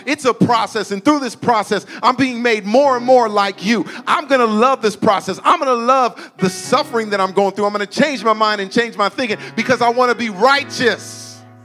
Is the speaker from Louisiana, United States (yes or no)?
no; Suisun City, California, United States; I grew up here in Susoon